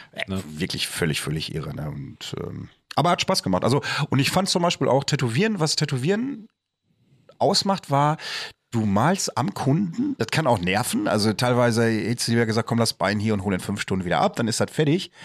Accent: Bochum, North Rhine-Westphalia, Germany; ich komme aus Bochum

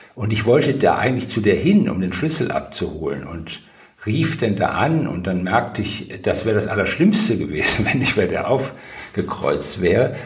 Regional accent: Wuppertal, North Rhine-Westphalia, Germany; moved away as an adult; also born or lived in Tübingen / Berlin; aus meiner Heimat Wuppertal

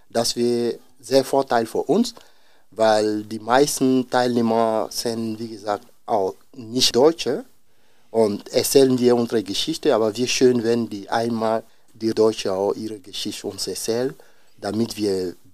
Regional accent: Côte d’Ivoire; German is a second language; now in Osnabrück, Germany; also ich komme aus Elfenbeinküste

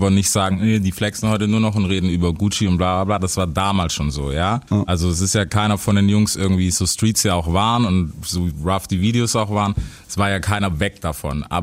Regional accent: Memphis, Tennessee, United States; Ich bin aus Memphis.

